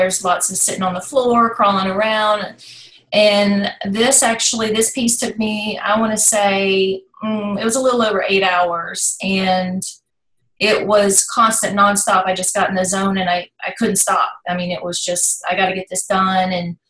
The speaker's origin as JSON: {"language": "English", "region": "Virginia", "country": "United States", "tie": "born or raised there", "also_born_or_lived": "North Carolina, United States", "said": "But I was raised in Virginia, right across the state line."}